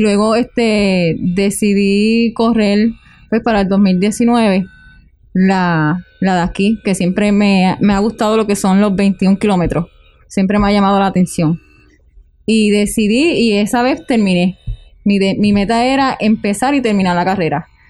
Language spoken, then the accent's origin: Spanish; Utuado, Puerto Rico; soy de aquí, en mi pueblo, yo me siento súper orgullosa de Utuado